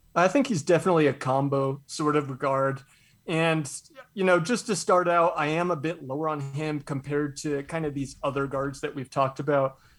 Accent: Spokane, Washington, United States; I'm from Spokane

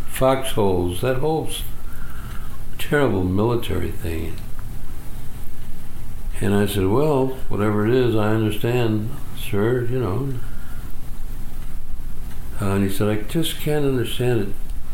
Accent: Holyoke, Massachusetts, United States; I said, I'm from Holyoke, Mass.

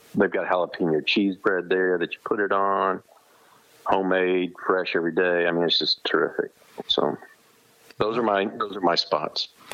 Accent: Houston, Texas, United States; growing up in Houston, um, which is where I grew up

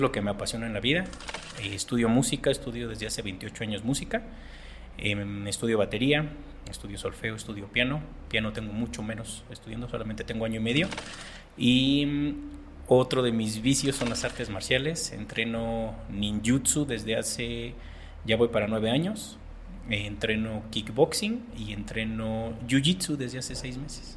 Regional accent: Mexico; soy mexicano, tengo 46 años

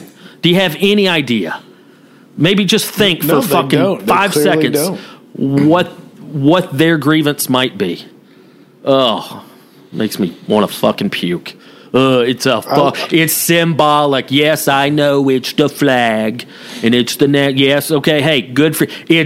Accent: the South, United States; growing up in the South

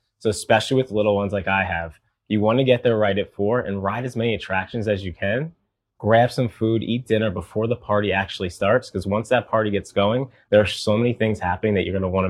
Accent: Charleston, South Carolina, United States; I am from Charleston, South Carolina.

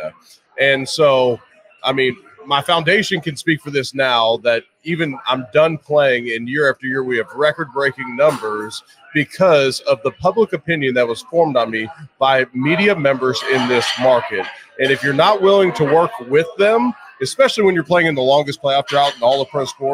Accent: Cincinnati, Ohio, United States; now in Buffalo, United States; I grew up in Cincinnati

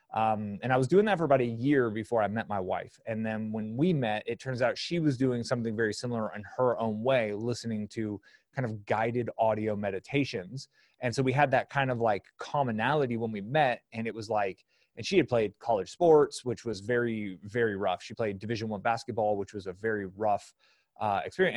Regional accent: San Francisco Bay Area, California, United States; I grew up in the San Francisco Bay Area.

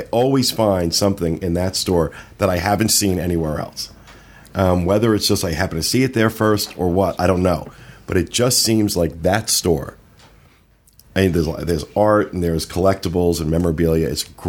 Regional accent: Jersey Shore, New Jersey, United States; I grew up in the Jersey Shore

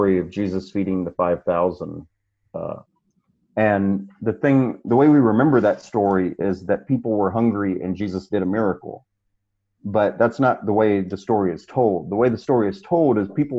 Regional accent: Mississippi, United States; moved away; also born or lived in Raleigh, North Carolina; I'm originally from Mississippi, moved back home after 20-something years away

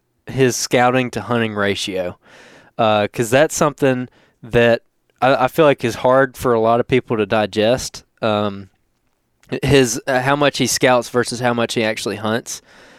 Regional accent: Alabama, United States; Georgia, because I'm from Alabama.

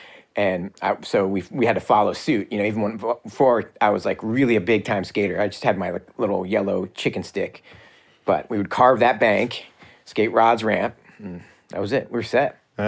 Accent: East Coast, United States; It was, like that's a big difference between here and back home. Like growing up on the East Coast, you had to skate vert pretty much.

